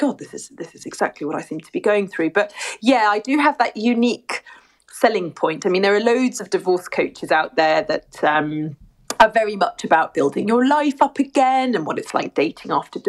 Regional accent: Surrey, near Twickenham, South East England, United Kingdom; now in St Albans, United Kingdom; I was born and bred in the UK in Surrey, near Twickenham.

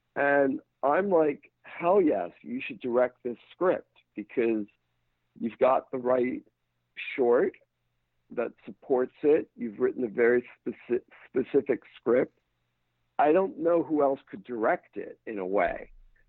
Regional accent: England, United Kingdom; I grew up in England. Chelsea is my football team.

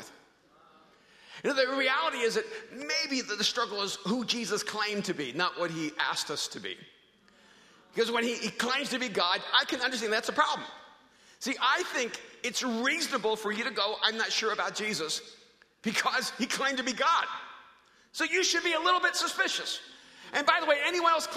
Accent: El Salvador; now in United States; I'm an immigrant from El Salvador.

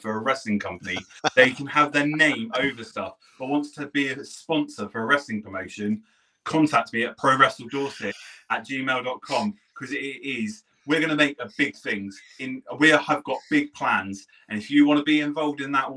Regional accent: Poole, South West England, United Kingdom; moved away; I'm from Poole. I'm born and bred in Poole

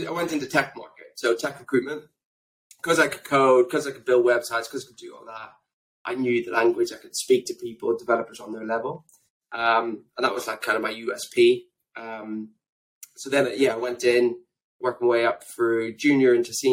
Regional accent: Belfast, Northern Ireland, United Kingdom; moved away as an adult; also born or lived in Australia / London / Scotland / Lurgan; I was born in Australia, believe it or not. And for those out there that's probably thinking, where's his accent from? I grew up in Belfast

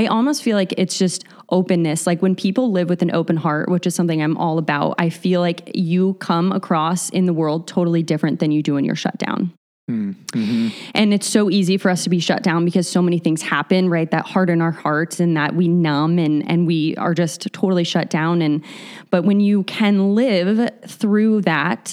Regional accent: Aurora, Colorado, United States; also born or lived in Littleton, Colorado; I grew up in Colorado

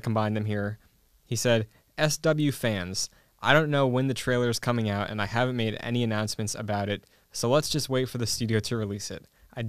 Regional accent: New England, United States; I'm from New England

